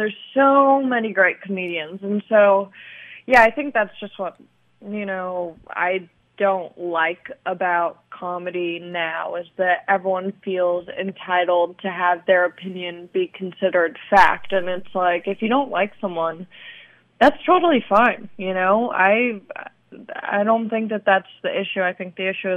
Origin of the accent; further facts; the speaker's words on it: Long Beach, California, United States; also born or lived in Torrance; I grew up in Long Beach